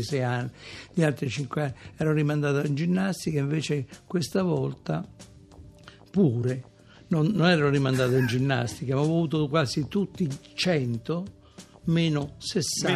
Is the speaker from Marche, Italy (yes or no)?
yes; Macerata, Marche, Italy; moved away; also born or lived in Rome; Io sono nato a Macerata